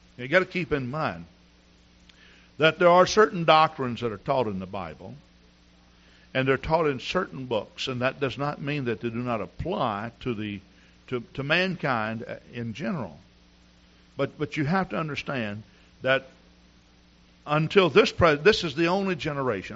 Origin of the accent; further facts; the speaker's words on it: Texas, United States; moved away as an adult; also born or lived in Wisconsin; Now here I'm a Texan